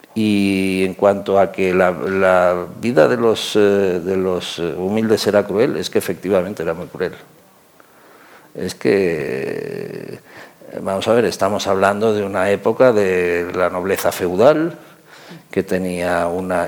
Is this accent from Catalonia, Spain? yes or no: yes; Catalonia, Spain; yo soy catalán.